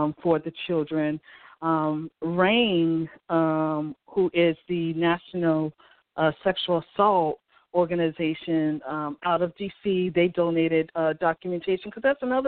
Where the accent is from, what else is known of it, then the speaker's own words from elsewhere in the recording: Boston, Massachusetts, United States; I grew up in Dorchester, Massachusetts, which is the inner city